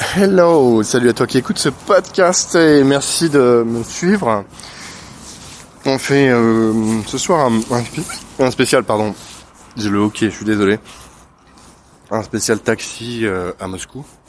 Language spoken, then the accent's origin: French; France; Je suis français